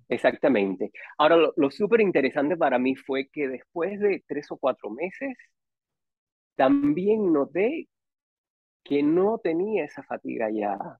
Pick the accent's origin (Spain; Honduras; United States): United States; Miami, Florida; also born or lived in Matanzas, Cuba / San José, Costa Rica; en el 82 ya llegué a, Miami y ahí viví